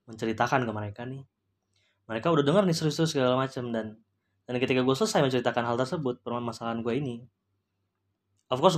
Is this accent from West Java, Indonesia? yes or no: no; Ambon, Maluku, Indonesia; bukan rasis ya gue karena gue juga Ambon uh, dia dari kampung gue